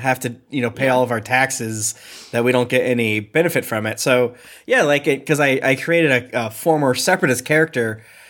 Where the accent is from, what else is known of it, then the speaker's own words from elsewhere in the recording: Florida, United States; I'm from Florida.